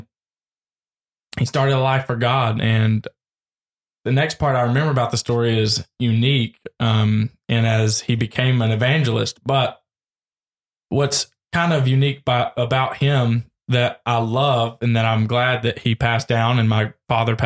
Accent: Murfreesboro, Tennessee, United States; I was born and raised in Murfreesboro, Tennessee.

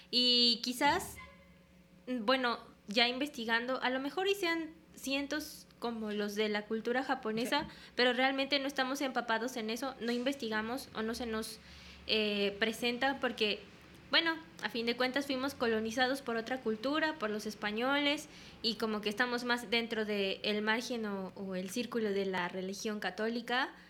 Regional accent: Mexico; now in Japan; Somos de México.

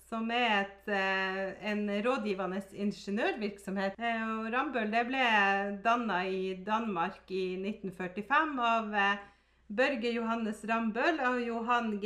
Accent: Finnmark, Norway; Vi er jo fra Finnmark, og da var måsegg litt sånn stort, da.

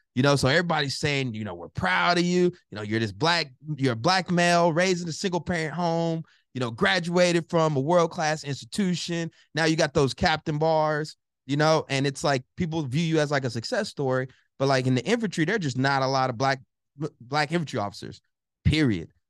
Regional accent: College Station, Texas, United States; moved away; also born or lived in Newark, New Jersey; I'm originally from Bryan College Station, Texas, raised by my mom

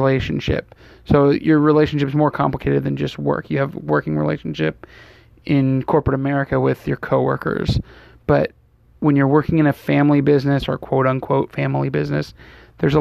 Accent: Fremont, California, United States; also born or lived in Pleasanton, California; I grew up in Fremont, California, and moved to Pleasanton, California when I was in middle school. So I've lived here in the Bay my entire life

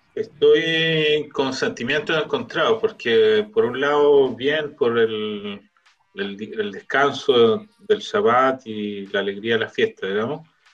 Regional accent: Viña del Mar, Valparaíso, Chile; now in Israel; con Gabriel nosotros somos de Viña

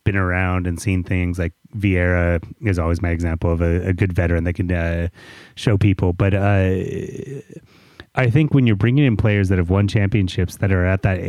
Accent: United States; as American podcasters

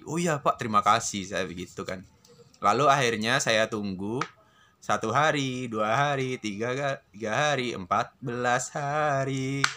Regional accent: Lumajang, East Java, Indonesia; also born or lived in Semarang; saya berada di Lumajang, Jawa Timur.

